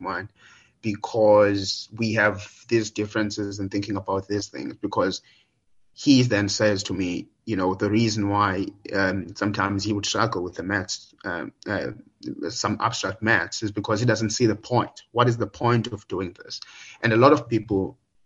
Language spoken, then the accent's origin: English; Willowvale, Eastern Cape, South Africa; also born or lived in Idutywa; I'm from the Willowvale, Gatyan, but there's a town maybe just about an hour away from that. So that's where I spent most of my, that's where I grew up basically, from grade 3 to grade 9.